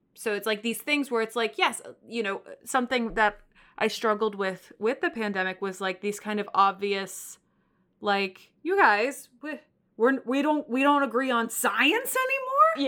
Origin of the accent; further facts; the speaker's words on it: Texas, United States; now in New York, United States; I come from Texas